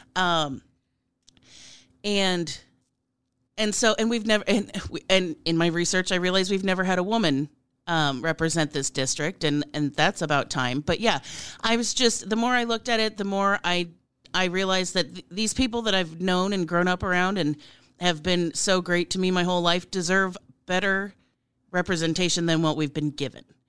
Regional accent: Plattsmouth, Nebraska, United States; also born or lived in Omaha, Nebraska; I was born in a hospital in Omaha, but I was raised in Plattsmouth, Nebraska, which is where I currently live again

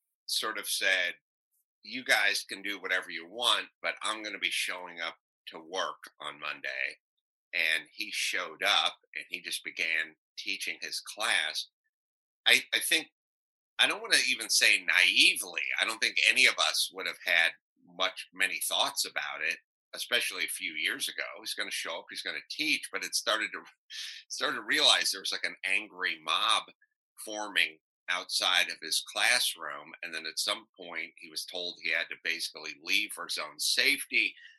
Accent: North Hollywood, California, United States; I grew up in North Hollywood.

